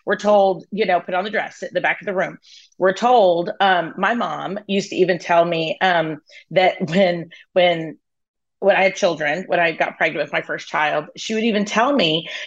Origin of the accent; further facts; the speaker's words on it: Dallas, the South, United States; now in Dallas, United States; I was raised in the South, you know, I mean, I've been in Dallas since I was 15